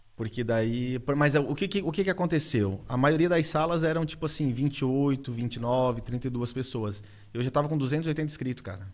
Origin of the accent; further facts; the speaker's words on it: Urussanga, Santa Catarina, Brazil; eu carrego o nome, cara, de Uruçanga para tudo, para todos os ventos